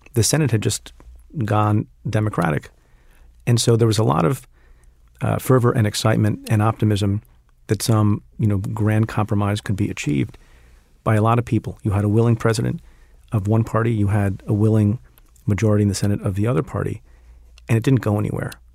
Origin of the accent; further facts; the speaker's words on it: New Jersey, United States; not far from where I grew up. You know, I'm from Jersey